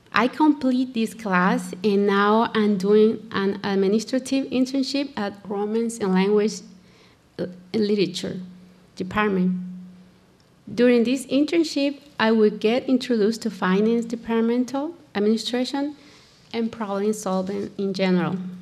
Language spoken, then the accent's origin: English; El Salvador; English is a second language; moved away as an adult; now in United States; I am from El Salvador. Living in the United States about uh, for about 20 years